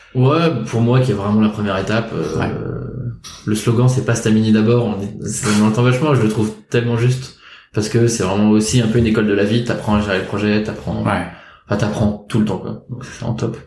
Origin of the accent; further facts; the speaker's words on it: Rennes, Brittany, France; moved away as an adult; also born or lived in Paris; j'ai grandi à Rennes, en Bretagne.